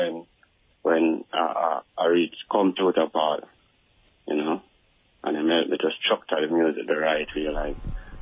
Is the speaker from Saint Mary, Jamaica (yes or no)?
no; Salisbury Plain, Saint Andrew, Jamaica; I'm from Salisbury Plain, St. Andrew, close to Stone Hill